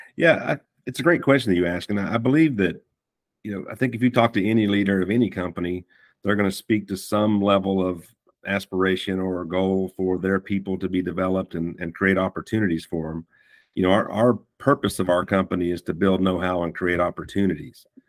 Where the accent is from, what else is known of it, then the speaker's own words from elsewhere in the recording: Fort Worth, Texas, United States; accent: Texan; moved away as an adult; also born or lived in Tennessee; I was born in Fort Worth, and um, I can I can keep the accent or I can drop it if I need